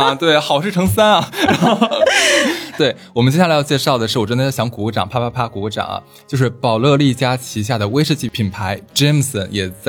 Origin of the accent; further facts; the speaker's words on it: China; 它非常的就是安全稳妥，而且很好喝，适合我们中国人的口味。